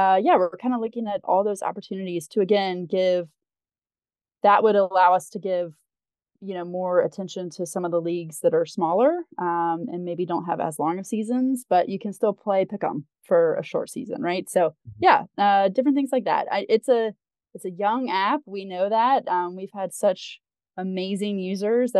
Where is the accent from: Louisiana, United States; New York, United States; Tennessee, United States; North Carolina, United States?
North Carolina, United States; I grew up in North Carolina